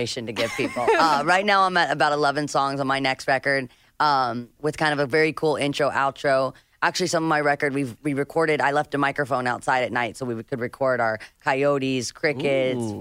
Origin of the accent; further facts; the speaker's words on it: Nashville, Tennessee, United States; now in Malibu, United States; I am from Nashville. I never thought I would live by the beach